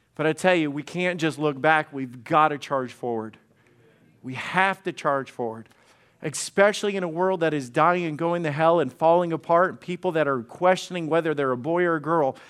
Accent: Alabama, United States; I am a redneck from Alabama

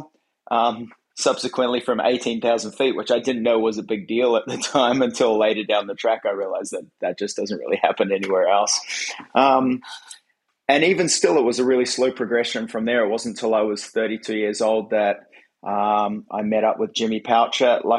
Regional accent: Hibiscus Coast, Auckland, New Zealand; moved away as an adult; also born or lived in United States; now in Gold Coast, Australia; I was born in New Zealand in a small town called the Hibiscus Coast, small little East Coast town. Grew up just being really involved in skateboarding

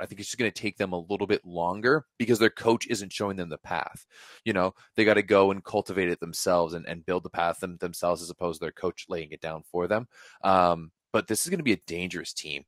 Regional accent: Canada; I'm Canadian

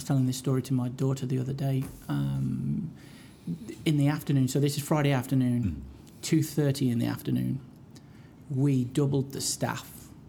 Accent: Hinckley, East Midlands, United Kingdom; now in Calgary, Canada; my hometown of Hinckley.

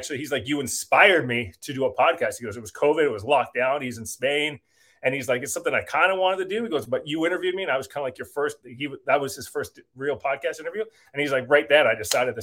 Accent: Burlington, Ontario, Canada; moved away as an adult; now in Vancouver, Canada; I was from Burlington

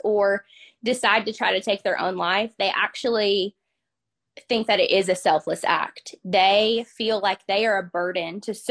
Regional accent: Conway, Arkansas, United States; now in Benton, United States; I'm from the Central Arkansas area. I was raised in Conway and then I moved to Benton here recently.

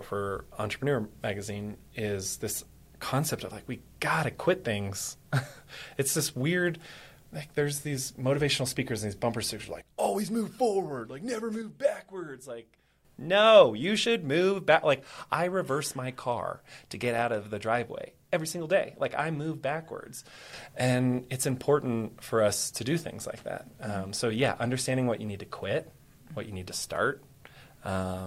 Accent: Texas, United States; I'm Texan

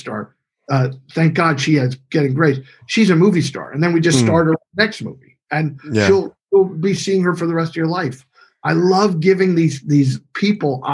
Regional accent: Bethlehem, Pennsylvania, United States; moved away as an adult; now in Los Angeles, United States; I went back to my hometown, which is Bethlehem, Pennsylvania, the area that I grew up

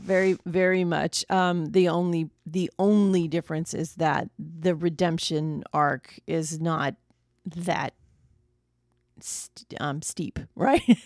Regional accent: United States; we as American audiences

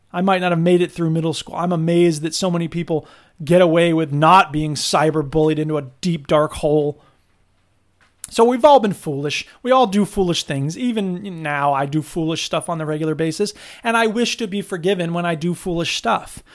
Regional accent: Florida, United States; now in Wisconsin, United States; I'm from Florida

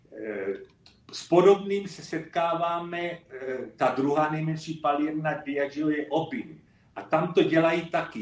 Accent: Moravian Slovakia, South Moravian Region, Czechia; moved away; also born or lived in London, United Kingdom / Elgin, Scotland; já jsem pocházím taky z Jižní Moravy, eh, ze Slovácka

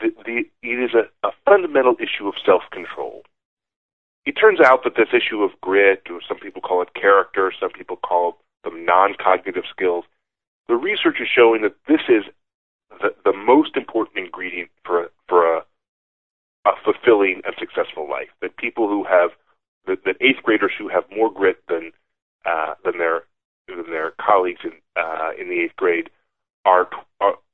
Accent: Buffalo, New York, United States; moved away; I grew up in Buffalo and my father grew up in Cincinnati

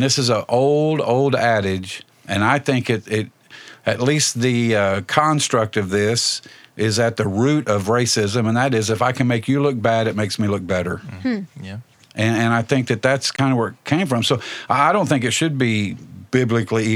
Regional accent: Indianapolis, Indiana, United States; I grew up near East Side Indianapolis in the 60s and 70s

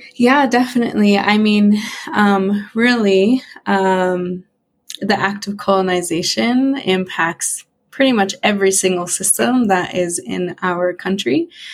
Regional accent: Western Montana, United States; I grew up, born and raised in Montana, in Western Montana

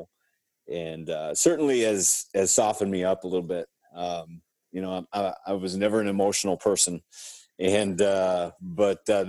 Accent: Brownsville, Minnesota, United States; Born and raised in Brownsville, Minnesota

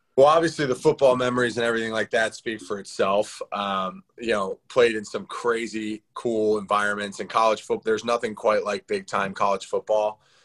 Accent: Philadelphia, Pennsylvania, United States; in Philly, in my hometown

